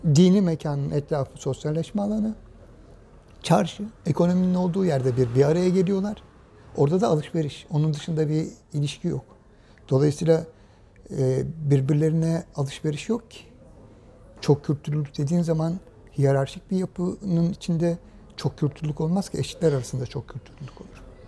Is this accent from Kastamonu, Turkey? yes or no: no; Istanbul, Turkey; Ben mesela yine İstanbul'da çocukluğum geçti. Yedikule'de geçti